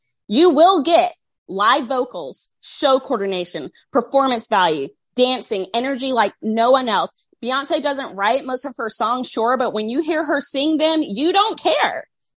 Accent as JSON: {"language": "English", "region": "Southern US", "country": "United States", "tie": "born or raised there", "said": "Also, I grew up in the Bible Belt with a somewhat suppressed sexuality."}